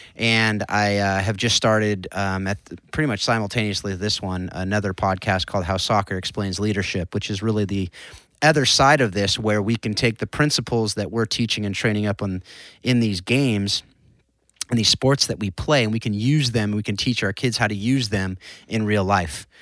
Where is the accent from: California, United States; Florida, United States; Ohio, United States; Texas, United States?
California, United States; Southern; I grew up in Southern California